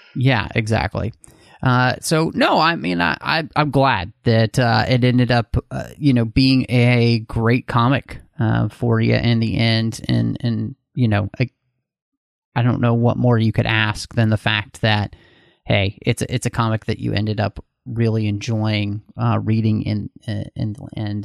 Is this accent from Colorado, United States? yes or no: no; Texas, United States; moved away; also born or lived in Pacific Northwest; I grew up in Texas